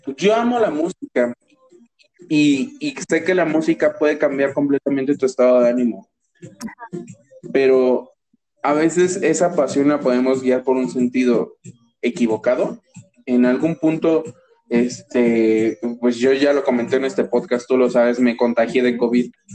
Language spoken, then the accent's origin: Spanish; Toluca, State of Mexico, Mexico; yo nací aquí en Toluca